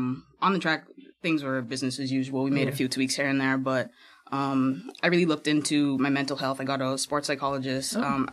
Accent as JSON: {"language": "English", "country": "Bahamas", "moved": "yes", "said": "I go back home maybe 3-4 times a year."}